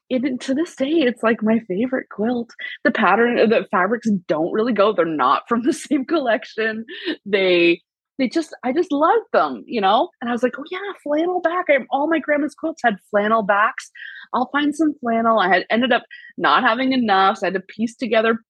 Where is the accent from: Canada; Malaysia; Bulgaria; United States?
Canada; as a Canadian girl